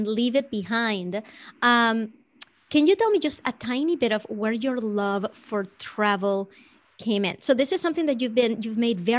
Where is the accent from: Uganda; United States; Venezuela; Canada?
Venezuela; I grew up in Venezuela